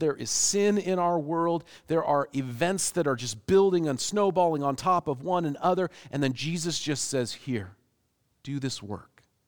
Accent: Seattle, Washington, United States; growing up in Seattle

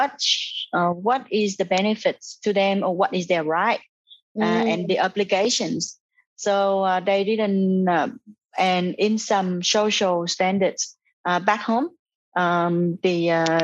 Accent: Vietnam; now in Australia; I am from Vietnam as well

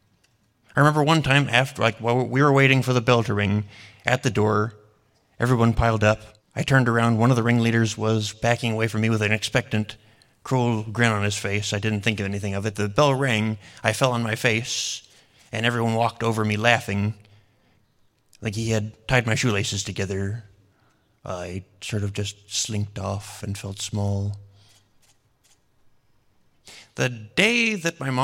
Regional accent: Boise, Idaho, United States; I was born here in Boise

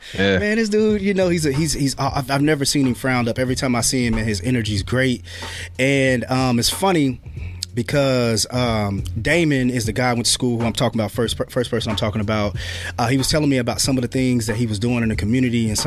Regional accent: Marion, United States; We come from Marion, so it's a decent sized city

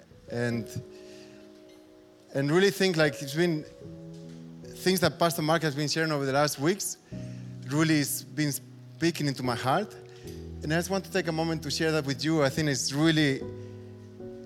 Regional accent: Spain; moved away as an adult; now in Berlin, Germany; I'm half German, half Spanish. I grew up in Spain, but my mom is from Berlin, so half Berliner

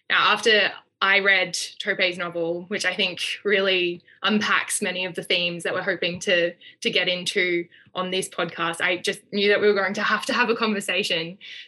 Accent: Australia; moved away as an adult; now in Oxford, United Kingdom; I'm an Australian Rhodes Scholar in my second year at Oxford.

